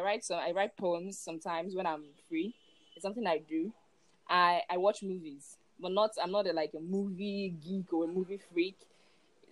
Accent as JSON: {"language": "English", "country": "Nigeria", "said": "I'm from Nigeria"}